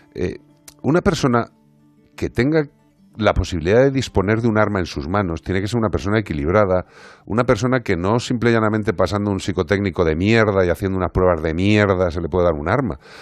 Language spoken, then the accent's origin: Spanish; Galicia, Spain; soy gallego